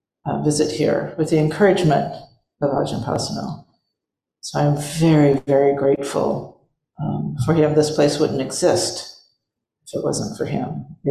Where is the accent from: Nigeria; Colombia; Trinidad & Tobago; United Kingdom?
United Kingdom; England; moved away; I left my home country of England for India, roaming around and gathering life experience in Europe and Asia.